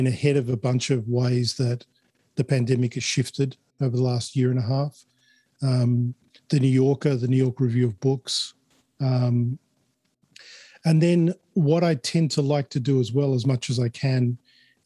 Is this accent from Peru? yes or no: no; Chile; now in Australia; I wasn't born in Australia. I was born in Chile. So immigrating to Australia, we had to show our vaccination papers in order to immigrate